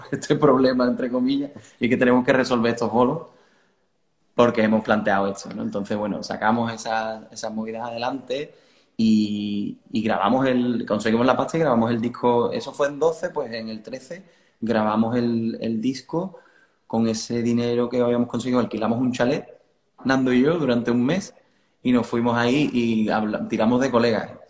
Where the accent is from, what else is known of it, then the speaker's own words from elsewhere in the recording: southern Spain, Spain; nosotros hacemos hard rock, somos del sur de España, todo esto es un poco raro, pero suena bien.